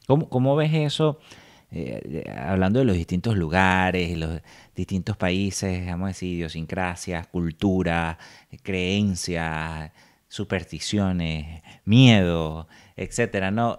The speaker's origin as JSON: {"language": "Spanish", "country": "Venezuela", "moved": "yes", "lives_now": "United States", "said": "para nosotros venezolanos"}